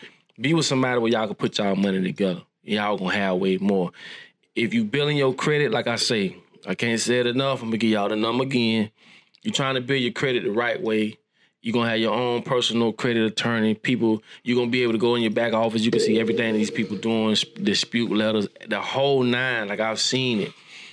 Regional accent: Bellevue, United States; Listen, boy, I come from there. I'm from Bellevue.

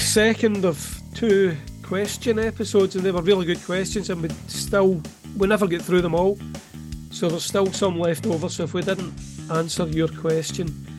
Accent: Welsh, Wales, United Kingdom; I'm a Welsh author

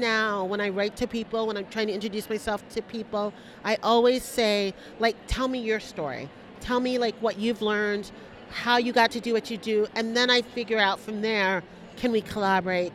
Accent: New York, United States; I grew up in New York, but my family, my mom is so super Panamanian

